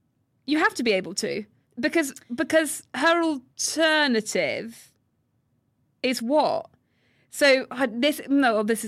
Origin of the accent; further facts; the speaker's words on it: United States; We're American.